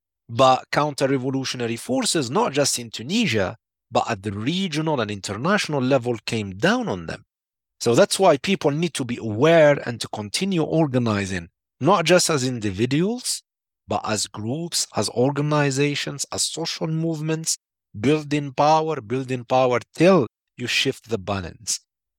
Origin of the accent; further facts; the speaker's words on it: Algeria; Started in Sudan, and then went to my home country, Algeria, and then Iraq and Lebanon.